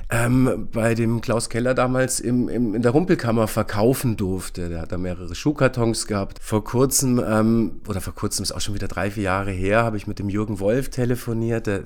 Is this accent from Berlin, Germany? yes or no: yes; Berlin, Germany; ich bin in Weißensee aufgewachsen, in dieser Neubausiedlung, in der Rheinhaussiedlung